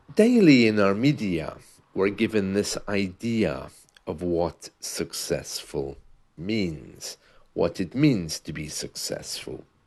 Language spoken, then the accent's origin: English; London, United Kingdom; first language English; I was uh, raised in England, okay, in London